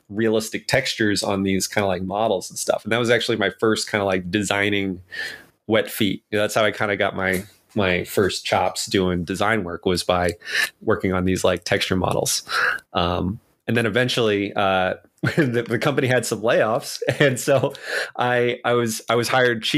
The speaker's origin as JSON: {"language": "English", "town": "New York City", "region": "New York", "country": "United States", "tie": "born or raised there", "also_born_or_lived": "Rhode Island / Boston, Massachusetts", "moved": "as an adult", "said": "I was raised in New York City."}